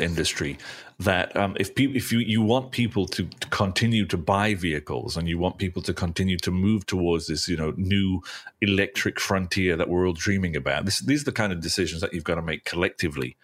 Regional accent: England, United Kingdom; being English

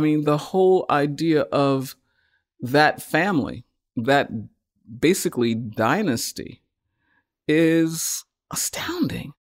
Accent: United States; as African Americans, because we are from the United States.

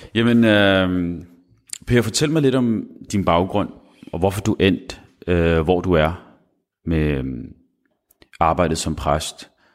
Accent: Copenhagen, Capital Region of Denmark, Denmark; Jeg er vokset op på Islands Brygge

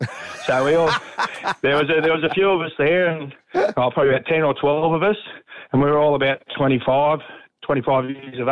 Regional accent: Penrith, New South Wales, Australia; we're from Penrith

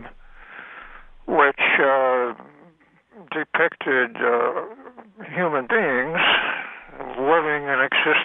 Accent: New England, United States; I was born in New England.

